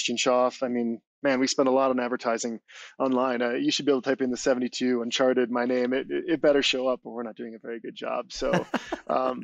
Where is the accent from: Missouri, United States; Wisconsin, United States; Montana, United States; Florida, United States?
Wisconsin, United States; moved away as an adult; also born or lived in Minneapolis / Southern California; I grew up in Wisconsin